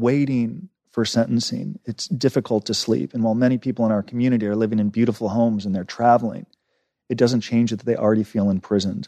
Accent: Los Angeles, California, United States; I grew up in Los Angeles, Encino, which is a Jewish enclave about twenty minutes outside Los Angeles

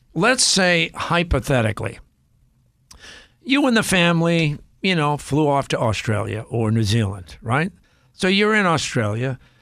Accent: Cambridge, Massachusetts, United States; growing up in East Cambridge, and again, we grew up very poor

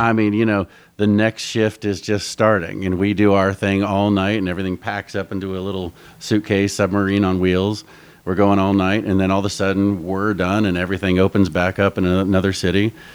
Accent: Northern Virginia, United States; moved away as an adult; now in Nashville, United States; I'm from Northern Virginia

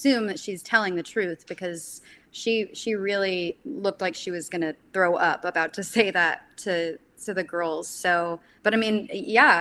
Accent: Texas, United States; I'm from Texas

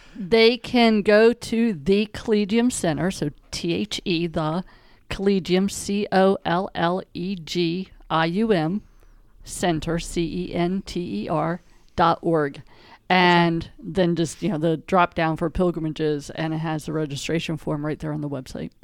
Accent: Western Pennsylvania, United States; moved away as an adult; also born or lived in Tennessee / Delaware; I grew up in Western Pennsylvania

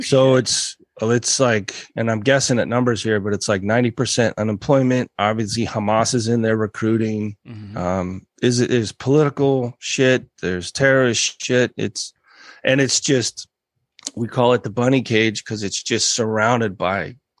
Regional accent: United States; growing up in America

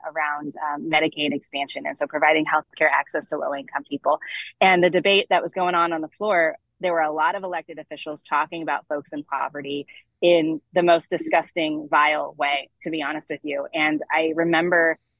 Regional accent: Webster County, Southwest Missouri, United States; also born or lived in Albany, New York / Springfield, Missouri; I was born in Albany, actually, and lived there for the first 5 years of my life, and then moved to Missouri and grew up in Southwest Missouri. So in a small rural community in what's called Webster County

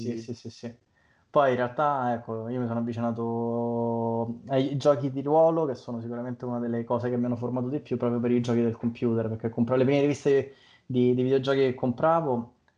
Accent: Monterotondo, Lazio, Italy; io vengo dalla provincia di Roma, eh, in particolare da Montrotondo

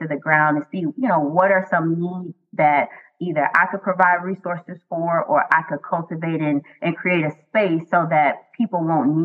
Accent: Miami, Florida, United States; I am born and raised in the county of Dade, Miami, Florida

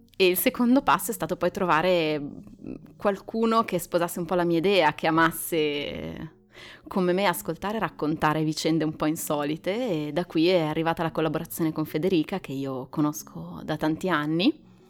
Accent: Milan, Lombardy, Italy; moved away as an adult; now in Varese, Italy; io vivo a Varese ormai da 13 anni, sono di Milano

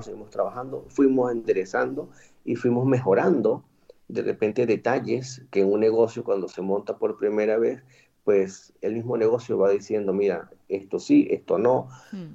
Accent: Boconó, Trujillo, Venezuela; moved away as an adult; also born or lived in Madrid, Spain / Valencia, Spain; now in Cartagena, Spain; vengo de Venezuela, de un pueblo que se llama Boconó, del estado Trujillo, al occidente del país, en la región andina

